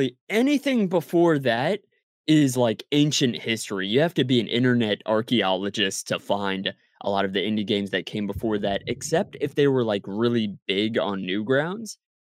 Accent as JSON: {"language": "English", "region": "Maryland", "country": "United States", "tie": "born or raised there", "said": "I grew up on the East Coast of the United States. I grew up in Maryland"}